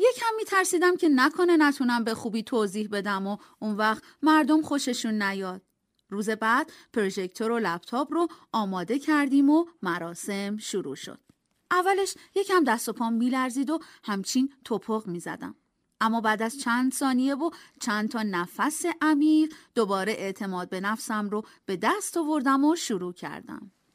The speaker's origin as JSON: {"language": "Persian", "country": "Iran", "said": "ما هم جواب دادیم ایرانی"}